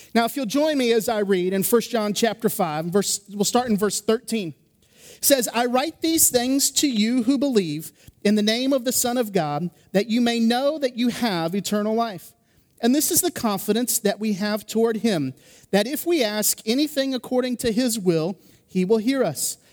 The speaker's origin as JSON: {"language": "English", "region": "Indiana", "country": "United States", "tie": "born or raised there", "moved": "yes", "said": "I grew up in Indiana"}